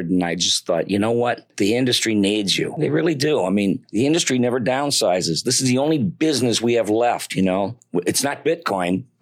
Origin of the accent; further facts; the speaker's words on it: Detroit, Michigan, United States; when I was uh, growing up in Detroit, Michigan, there were Warner Brothers cartoons on TV